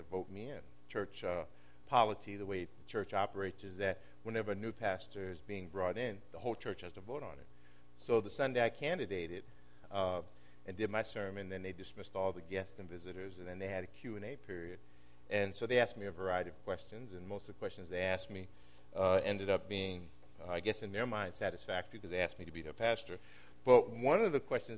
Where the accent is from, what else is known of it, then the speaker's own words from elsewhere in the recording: New York City, New York, United States; I was born and raised in New York City